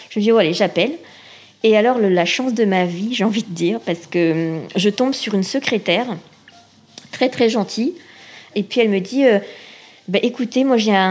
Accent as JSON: {"language": "French", "region": "Réunion", "country": "France", "said": "moi, j'ai été adoptée, je viens de la Réunion"}